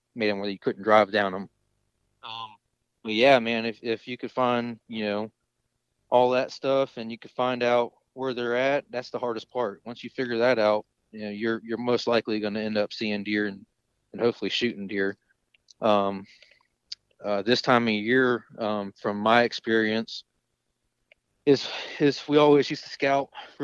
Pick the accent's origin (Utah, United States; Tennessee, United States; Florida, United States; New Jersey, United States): Florida, United States; Jacksonville; where I'm from the East Coast, Northeast Coast of Florida, Jacksonville